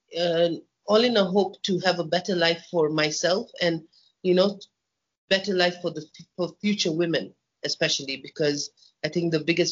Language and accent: English; Kenya; I'm born and bred in Kenya